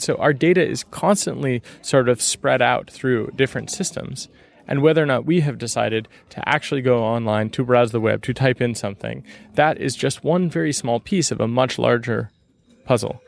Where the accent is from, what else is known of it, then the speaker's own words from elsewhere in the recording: California, United States; moved away as an adult; also born or lived in Seattle / San Francisco; now in Berlin, Germany; I'm from the Bear Republic of California, you know, so I'm from a very independent part of the United States